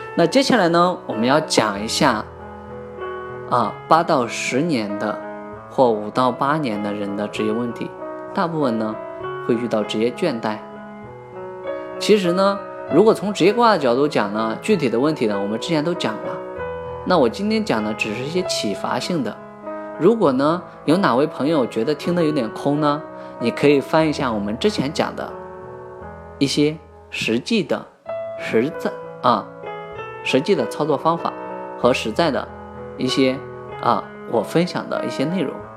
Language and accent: Chinese; China; 是因为我们中国人的人太多了